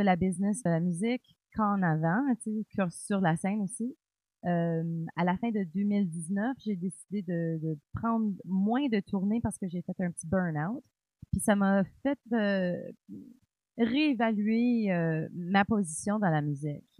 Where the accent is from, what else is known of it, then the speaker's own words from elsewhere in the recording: Cornwall, Ontario, Canada; je suis franco-ontarienne, euh, née à Cornwall, en Ontario